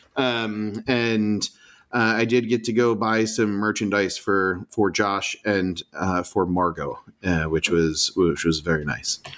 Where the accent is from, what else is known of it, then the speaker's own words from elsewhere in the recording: Portland, Oregon, United States; where are you from the US? And I say Portland